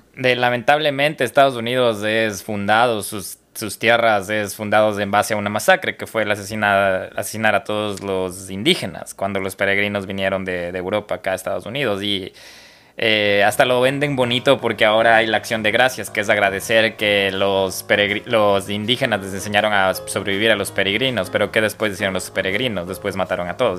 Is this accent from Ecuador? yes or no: yes; Ecuador; como ecuatoriano